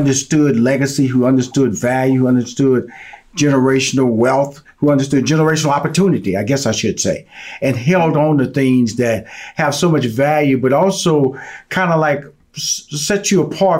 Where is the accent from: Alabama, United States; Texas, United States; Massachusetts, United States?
Texas, United States; Houston; Because I was born and raised in Fifth Ward.